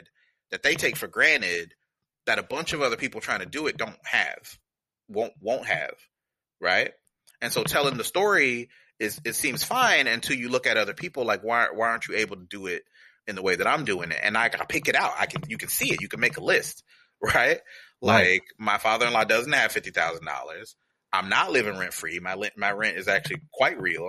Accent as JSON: {"language": "English", "town": "Atlanta", "region": "Georgia", "country": "United States", "tie": "born or raised there", "also_born_or_lived": "Washington, D.C.", "moved": "as an adult", "lives_now": "San Francisco, United States", "said": "I grew up outside of Atlanta, Georgia"}